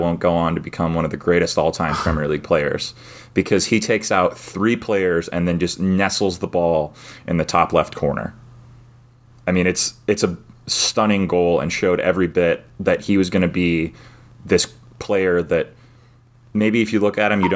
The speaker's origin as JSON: {"language": "English", "country": "United States", "said": "as an American"}